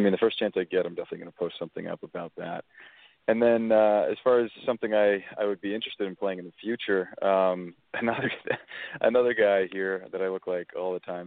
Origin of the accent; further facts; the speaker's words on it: Alberta, Canada; I'm from Alberta, Canada, which is sort of like the Texas of Canada.